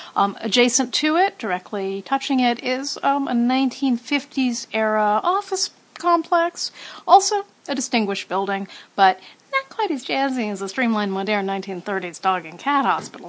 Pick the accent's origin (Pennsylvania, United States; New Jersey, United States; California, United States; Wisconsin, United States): California, United States; West Hollywood; also born or lived in Venice, Los Angeles; I grew up kind of in West Hollywood and kind of not on the border